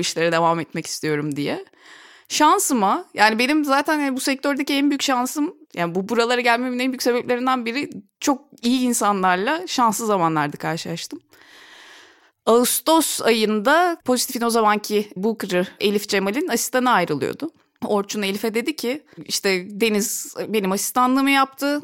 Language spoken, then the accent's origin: Turkish; Ankara, Turkey; moved away as an adult; also born or lived in Istanbul; Ankaralıyım Ankara'da. Üniversiteyi de Ankara'da okudum